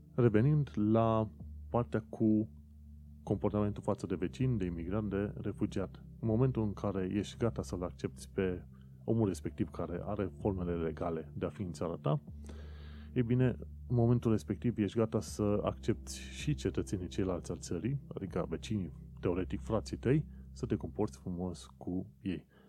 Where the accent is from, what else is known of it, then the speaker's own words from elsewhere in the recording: Romania; now in London, United Kingdom; Pentru noi, ca români, nu este nimic nou să vedem chestiunile astea întâmplându-se în UK.